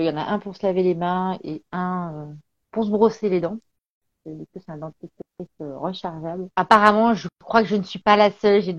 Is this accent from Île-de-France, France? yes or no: no; Béthune, Hauts-de-France, France; Et en fait, je suis une ch'ti. Voilà.